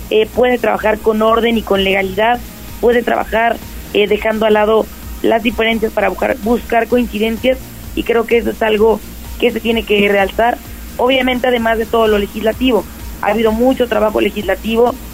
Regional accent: Puebla, Mexico; todas las conmemoraciones patrias nos hacen unirnos como poblanas, como poblanos, como mexicanas, como mexicanos.

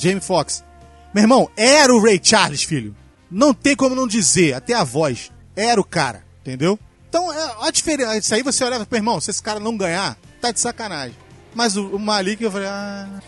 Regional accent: Brazil; eu sou brasileiro

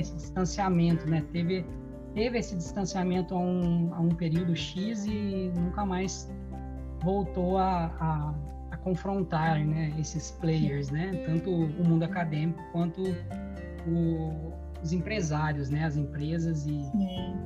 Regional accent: Brazil; now in Portugal; a gente como bons brasileiros que somos

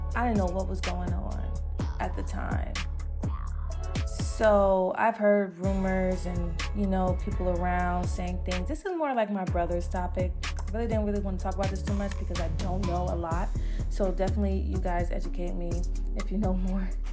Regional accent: Las Vegas, Nevada, United States; I'm from Vegas.

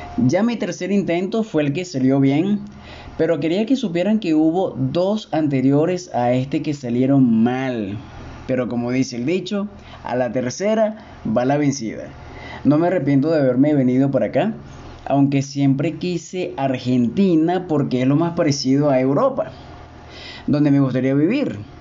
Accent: Caracas, Capital District, Venezuela; moved away as an adult; now in Cuenca, Ecuador; Caracas, mi ciudad natal

